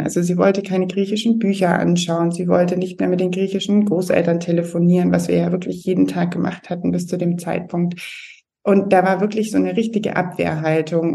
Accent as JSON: {"language": "German", "country": "Germany", "tie": "born or raised there", "also_born_or_lived": "London", "moved": "as an adult", "said": "ich selber bin Deutsche, bin auch in Deutschland groß geworden"}